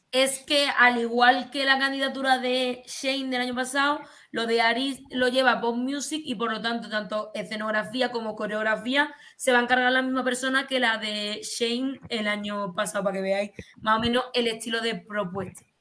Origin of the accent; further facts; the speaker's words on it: Málaga, Andalusia, Spain; el restaurante Casarola en Málaga, aprovecho para incentivar el turismo gastronómico de mi tierra